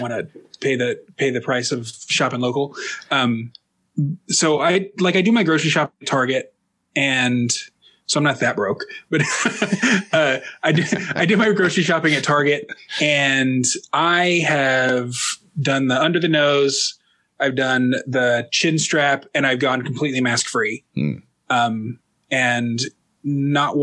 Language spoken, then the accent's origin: English; Dallas, Texas, United States; now in Minneapolis, United States; I grew up in Dallas